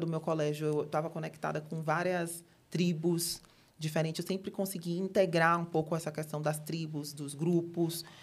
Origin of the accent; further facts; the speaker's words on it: Salvador, Bahia, Brazil; moved away as an adult; now in São Paulo, Brazil; eu moro em São Paulo há mais ou menos sete anos, mas eu sou de Salvador, sou da Bahia, sou do Nordeste com muito orgulho.